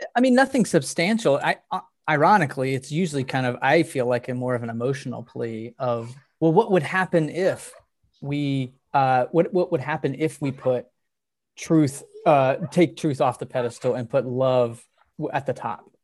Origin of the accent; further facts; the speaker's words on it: Texas, United States; growing up in Texas